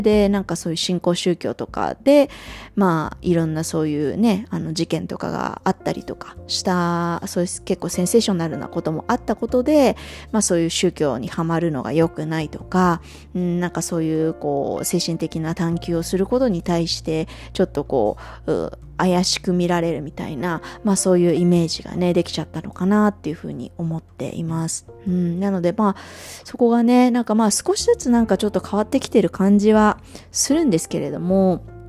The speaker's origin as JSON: {"language": "Japanese", "country": "Japan", "also_born_or_lived": "Singapore", "moved": "yes", "said": "日本に帰ってくる"}